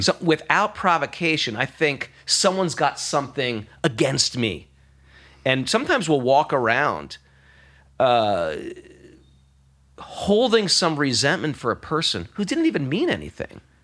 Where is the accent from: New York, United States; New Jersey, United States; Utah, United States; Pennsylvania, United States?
New York, United States; I'm a New Yorker